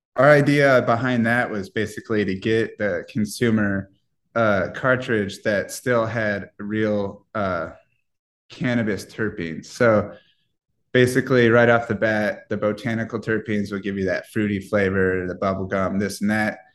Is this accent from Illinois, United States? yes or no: no; Iowa, United States; moved away; I'm from the Midwest, so I'm from Iowa